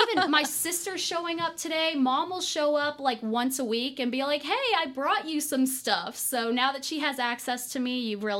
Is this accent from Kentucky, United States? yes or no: yes; Louisville, Kentucky, United States; I'm from Louisville, yep.